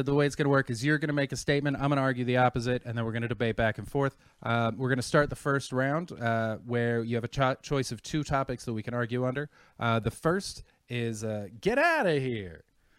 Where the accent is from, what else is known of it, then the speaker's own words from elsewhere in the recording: Canada; I'm Canadian, by the way. Don't hate. If there are any Americans on here, I love you.